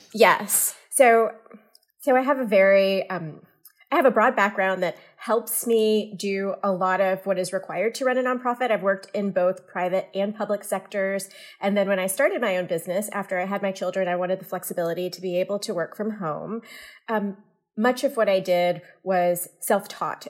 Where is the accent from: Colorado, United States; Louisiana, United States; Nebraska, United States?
Louisiana, United States; moved away as an adult; also born or lived in Houston, Texas / Cincinnati, Ohio / Charlotte, North Carolina / Oakland, California; now in Orinda, United States; I'm actually originally from Louisiana